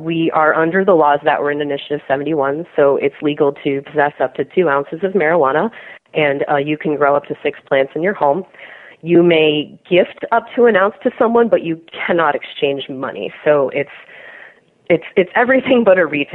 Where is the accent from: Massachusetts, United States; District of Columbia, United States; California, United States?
District of Columbia, United States; Washington; Washington, D.C. is my hometown